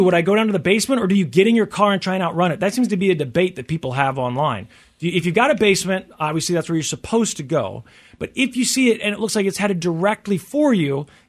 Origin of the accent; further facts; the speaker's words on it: Tornado Alley, United States; growing up in Tornado Alley or whatever, we had tornado warnings a lot as a kid.